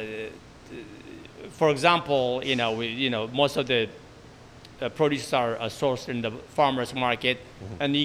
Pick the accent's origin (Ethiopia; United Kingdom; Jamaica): Ethiopia; also born or lived in Bay Area; now in San Francisco Bay Area, United States; I am from Ethiopia